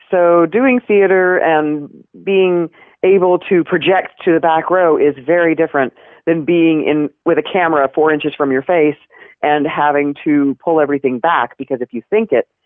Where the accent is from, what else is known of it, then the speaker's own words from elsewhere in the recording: Knoxville, Tennessee, United States; I grew up in Knoxville, Tennessee. Go Vols!